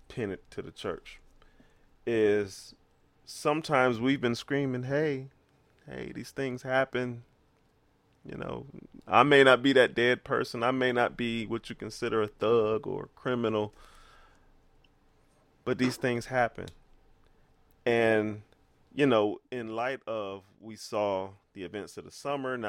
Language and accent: English; United States; I am African American